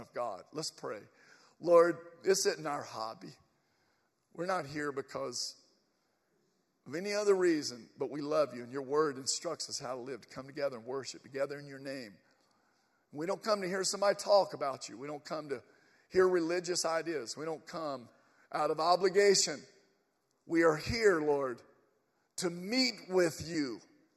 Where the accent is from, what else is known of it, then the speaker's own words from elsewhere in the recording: Atlanta, Georgia, United States; We are from Atlanta.